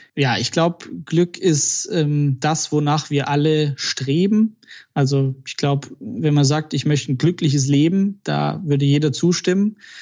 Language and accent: German; Balingen, Baden-Württemberg, Germany; Wo ich herkomme, genau, also eine Stunde südlich von Stuttgart aus Balingen